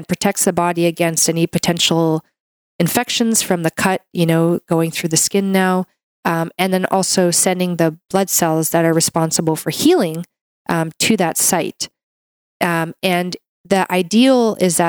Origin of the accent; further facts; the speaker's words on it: Canada; I'm a Canadian medical doctor